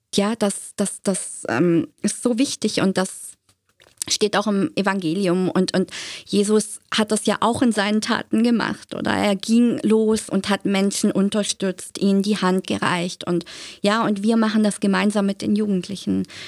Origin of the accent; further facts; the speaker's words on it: Germany; now in Zürich, Switzerland; ich kenne das aus Deutschland. Ich bin ja gebürtig aus Deutschland